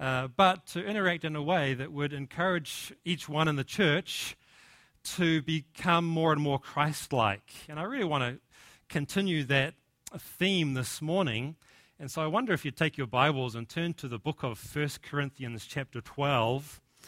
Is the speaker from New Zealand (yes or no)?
yes; New Zealand; accent: Kiwi; now in United States; my accent, my Kiwi accent, is actually softened, and I've picked up a little bit of an American twang. And in fact, when we go back to New Zealand now, our friends and family accuse us of having an American accent.